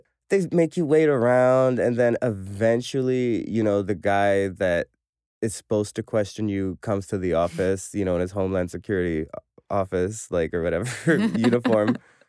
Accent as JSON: {"language": "English", "country": "Pakistan", "said": "as a Pakistani, I know that I am so blessed to have this blue passport."}